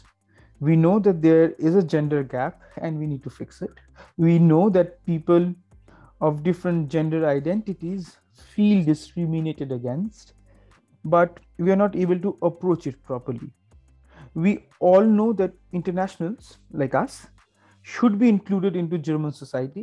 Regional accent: Kolkata, West Bengal, India; I grew up in Calcutta, which is a little different from other major cities in India.

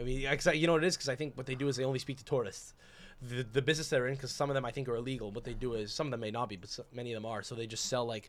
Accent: Cosenza, Calabria, Italy; Northern Calabria near Campania.

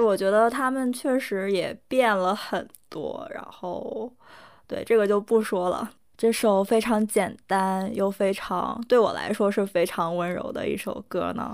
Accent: Northeast China, China; first language Korean; Chinese is a second language; 我老家确实有非常多的山，然后冬天的时候确实嗯。上面全都是雪

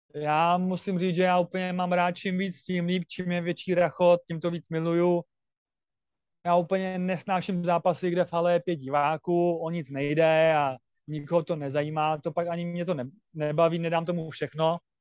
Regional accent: Czechia; Jako já jsem rád Čech a Myslím, že občanství budu mít český.

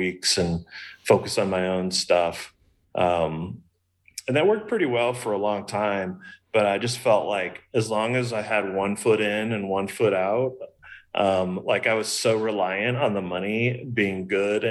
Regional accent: Kansas City, Missouri, United States; moved away as an adult; also born or lived in Los Angeles, California / Palm Springs, California / Sedona, Arizona / Austin, Texas; I grew up in Kansas City. I lived in LA for 10 years. Palm Springs for 4 years, Sedona, Arizona for 3 years, Austin, Texas for 5 years

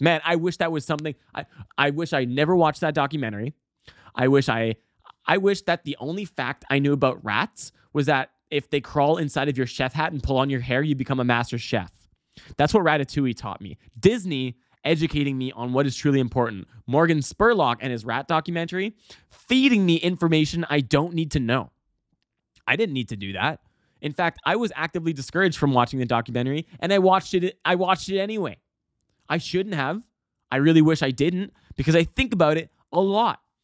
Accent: Calgary, Alberta, Canada; now in Vancouver, Canada; I, I come from Calgary, and in Calgary, uh, actually, Alberta in general

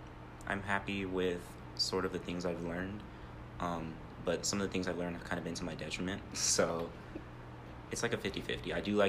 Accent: Ohio, United States; now in Tucson, United States; From Ohio.

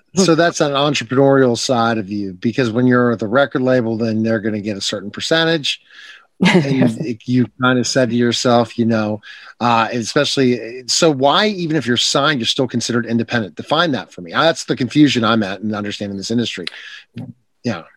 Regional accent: Pittsburgh, Pennsylvania, United States; I'm from Pittsburgh

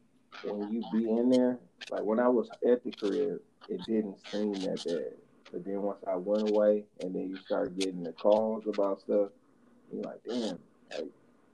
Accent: Kingwood, Texas, United States; I'm from the King area, Kingwood, so. We I had went to that elementary school over here

